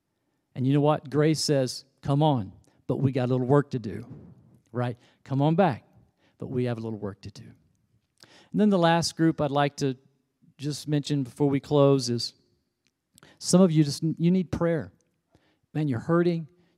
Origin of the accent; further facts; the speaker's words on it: the Bible Belt, United States; You know, back in the day, I grew up in the Bible Belt.